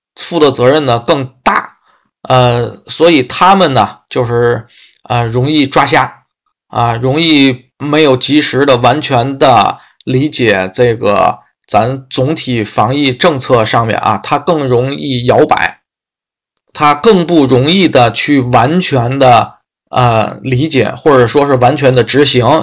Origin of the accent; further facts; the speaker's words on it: Tianjin, China; 天津市，啊，嗯，其他城市我，咱这个信息没有过多地去收集什么的，啊，只关注一下天津市，啊，因为是我的家乡嘛